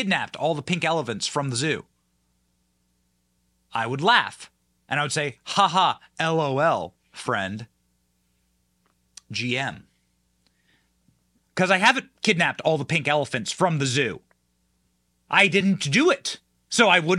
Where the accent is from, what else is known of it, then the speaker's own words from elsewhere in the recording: Iowa, United States; I'm from Iowa